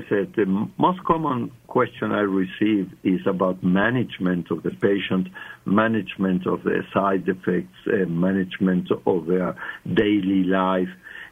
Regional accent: Argentina; English is a second language; moved away as an adult; also born or lived in South Africa; I was born in Argentina, and that's many years ago, many moons ago, And actually, I worked for 40 years, lived and worked 40 years in South Africa. And so my English is South African, but my accent is not.

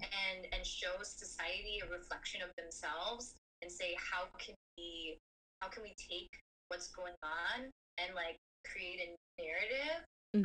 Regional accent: United States; that made me a first generation American, born here.

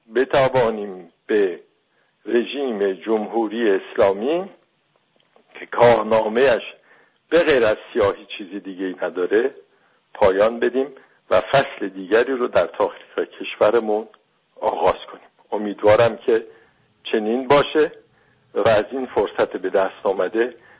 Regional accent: Iran; moved away; به عنوان یک ایرانی

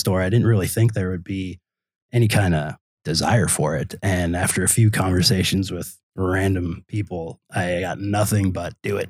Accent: California, United States; now in Door County, United States; I mean, we're two schlubs from California, for all anybody knows

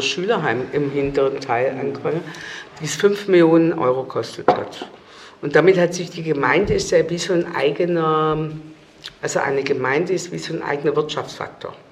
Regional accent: Stuttgart, Baden-Württemberg, Germany; also born or lived in Kreuzberg, Berlin; now in Berlin, Germany; wo ich herkomme aus Cannstatt

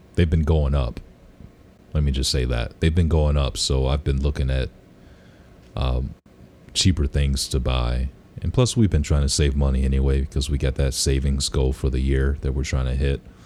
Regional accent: Detroit, Michigan, United States; I grew up in Detroit

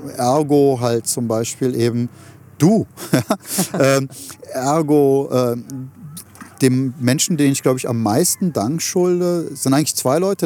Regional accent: Germany; meinem Heimatland

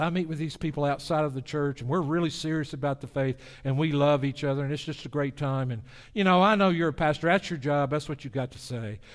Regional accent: the South, United States; my hometown in the South

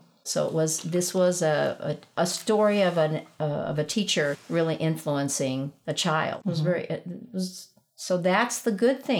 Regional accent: Barbados; also born or lived in Caracas, Venezuela; I was born in Caracas, Venezuela. And we lived there until I was 5. And then we lived in Barbados.

